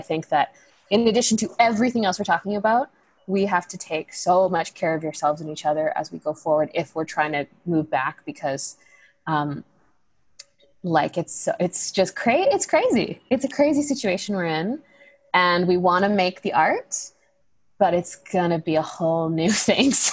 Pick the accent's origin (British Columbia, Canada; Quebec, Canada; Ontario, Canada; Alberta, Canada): British Columbia, Canada; Coast Salish territory; I grew up here on Coast Salish territory